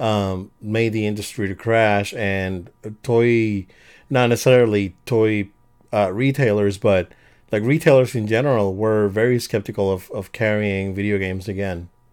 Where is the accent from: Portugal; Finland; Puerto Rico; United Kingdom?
Puerto Rico; moved away; I, I born and raised in Puerto Rico